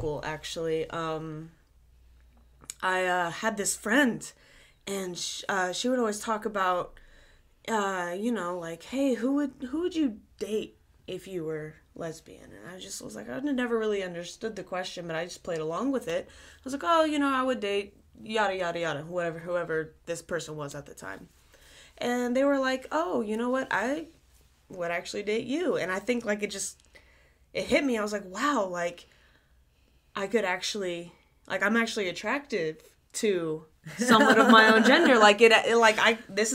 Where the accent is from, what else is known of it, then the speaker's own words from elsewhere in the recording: the South, United States; growing up in the South, just the way that things are down here